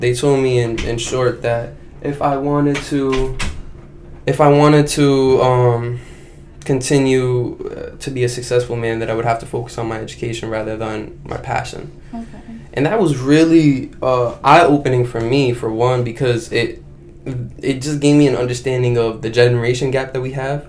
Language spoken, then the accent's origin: English; Baghdad, Baghdad Governorate, Iraq; now in United States; I was born in Iraq, as you know, I was born in Baghdad, Iraq.